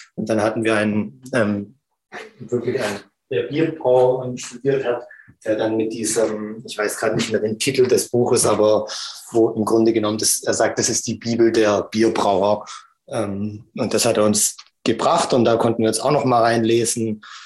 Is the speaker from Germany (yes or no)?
yes; Stuttgart, Baden-Württemberg, Germany; als ich aufgewachsen bin in Stuttgart